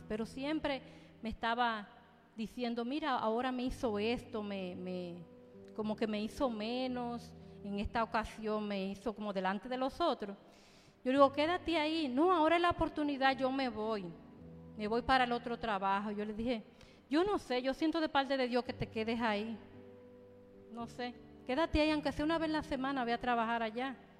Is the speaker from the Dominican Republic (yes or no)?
yes; Dominican Republic; yo soy dominicana